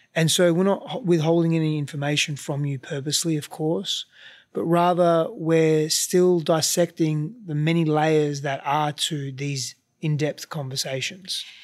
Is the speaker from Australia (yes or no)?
yes; Australia; I grew up there, so culturally I'm Australian, but ethnically I'm not